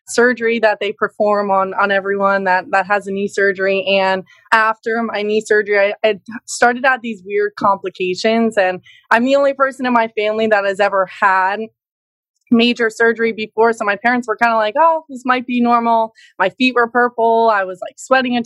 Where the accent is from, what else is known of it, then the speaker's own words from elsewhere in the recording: New Jersey, United States; also born or lived in Pennsylvania; my parents had moved to New Jersey. So I've been here my whole life, a Jersey girl